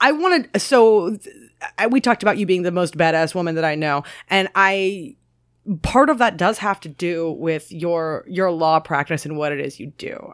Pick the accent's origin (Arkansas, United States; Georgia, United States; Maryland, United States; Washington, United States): Maryland, United States; moved away; I'm obviously from Maryland as well